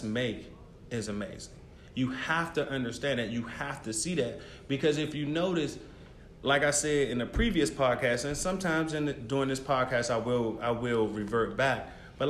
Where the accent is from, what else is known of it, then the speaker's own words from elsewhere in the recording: Prince George's County, Maryland, United States; I came back home to Prince George's County, Maryland, because I'm from Maryland as well